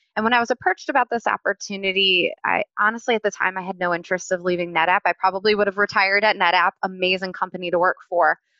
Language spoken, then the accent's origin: English; Cleveland, Ohio, United States; moved away as an adult; also born or lived in Raleigh, North Carolina; I am born and raised in Cleveland, Ohio, and spent about 13 years in Raleigh